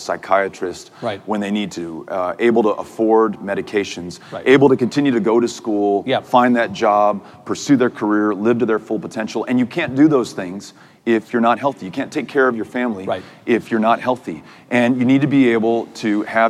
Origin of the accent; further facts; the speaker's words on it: El Paso, Texas, United States; back in my hometown